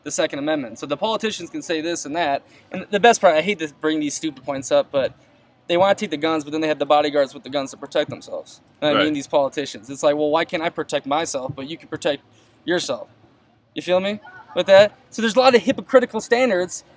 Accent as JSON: {"language": "English", "country": "United States", "said": "This is what I was born with, lived in this country. I'm an American."}